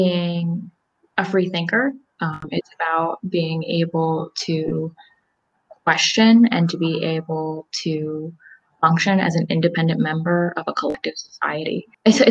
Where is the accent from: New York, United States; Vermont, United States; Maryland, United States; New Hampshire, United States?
Maryland, United States; Salisbury; I am from Salisbury, Maryland